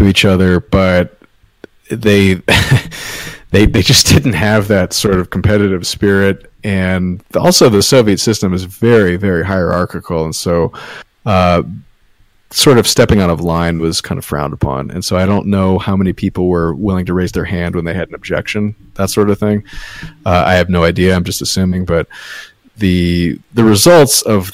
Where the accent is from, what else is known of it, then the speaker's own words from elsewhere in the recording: United States; as an American